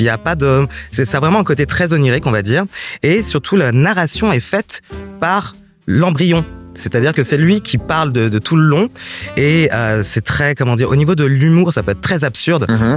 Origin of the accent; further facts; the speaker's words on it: Paris, Île-de-France, France; moved away; je viens de Paris